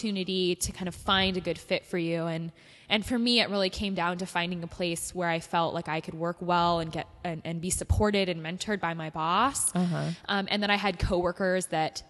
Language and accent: English; Ventura County, Southern California, United States; I'm a Southern California native. Uh-huh. I grew up in Ventura County